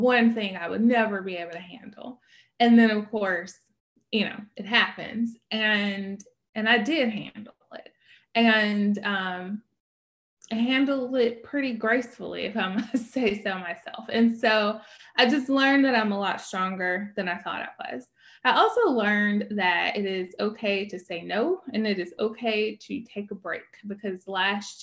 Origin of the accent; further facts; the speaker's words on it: Birmingham, Alabama, United States; moved away as an adult; also born or lived in Louisville, Kentucky; I am from Birmingham originally, but then I lived in a bunch of other places